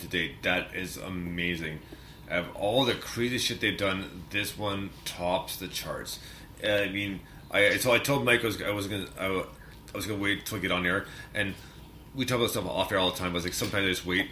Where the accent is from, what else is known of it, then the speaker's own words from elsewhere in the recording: Canada; I'm Canadian